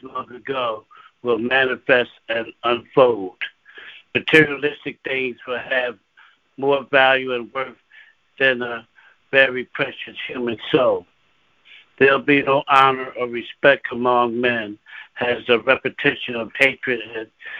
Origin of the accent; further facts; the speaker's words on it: Philadelphia, Pennsylvania, United States; now in Lancaster, United States; And I'm from Philadelphia, PA, originally born and raised in Philadelphia